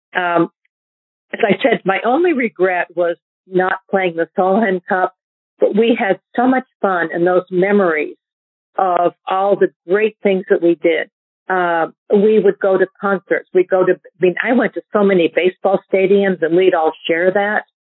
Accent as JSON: {"language": "English", "region": "New Hampshire", "country": "United States", "tie": "born or raised there", "said": "I grew up in New Hampshire"}